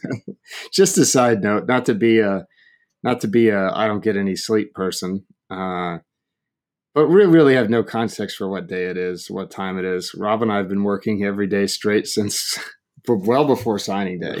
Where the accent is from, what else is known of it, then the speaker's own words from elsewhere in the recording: Oregon, United States; I grew up in Oregon